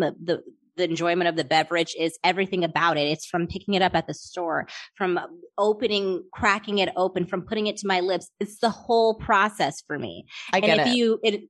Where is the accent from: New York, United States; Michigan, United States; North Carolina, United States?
Michigan, United States; I'm from Michigan